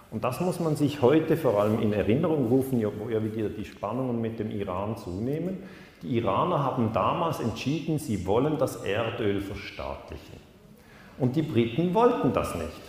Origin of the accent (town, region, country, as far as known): Switzerland